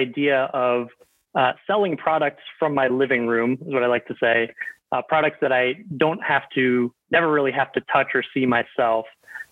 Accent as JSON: {"language": "English", "town": "Tampa", "region": "Florida", "country": "United States", "tie": "born or raised there", "also_born_or_lived": "Indiana / Chicago", "moved": "as an adult", "said": "I was born and raised in just outside of Tampa, Florida"}